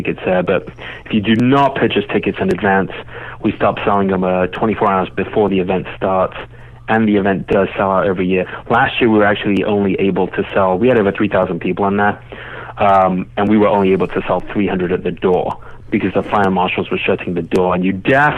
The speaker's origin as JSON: {"language": "English", "region": "England", "country": "United Kingdom", "tie": "born or raised there", "moved": "yes", "lives_now": "United States", "said": "I grew up in England"}